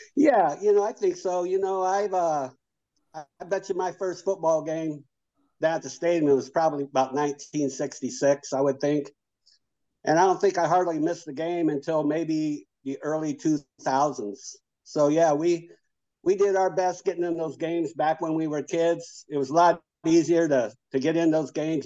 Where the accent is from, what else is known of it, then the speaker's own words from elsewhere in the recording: Lincoln, Nebraska, United States; I was born and raised here in Lincoln. You know, I was six blocks from the from campus. Lived here all my life